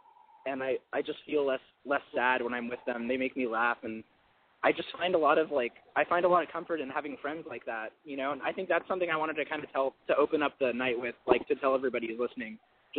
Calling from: Garden Grove, California, United States; We're in Garden Grove. We're 23 and 24.

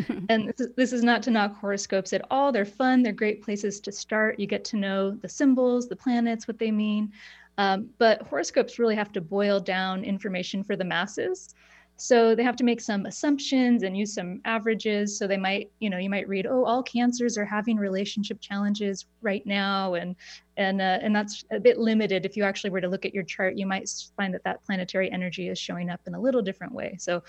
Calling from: Portland, Oregon, United States; I'm in Portland, Oregon, so not too far.

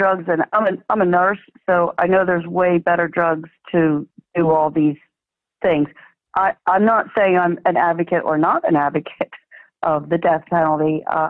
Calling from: Florida, United States; I'm calling from, well, sunny Florida

